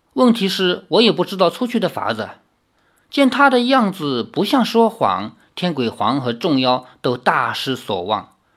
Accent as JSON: {"language": "Chinese", "town": "Changzhou", "region": "Jiangsu", "country": "China", "tie": "born or raised there", "said": "我从小就生活在齐梁故里"}